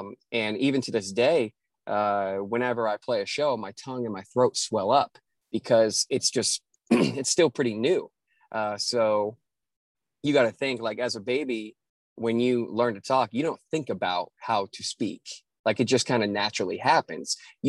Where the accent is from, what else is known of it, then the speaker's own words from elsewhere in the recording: the North, United States; now in Nashville, United States; So that's always an interesting story to explain to people when I'm from the North, but, you know, have been in Nashville for 7 years.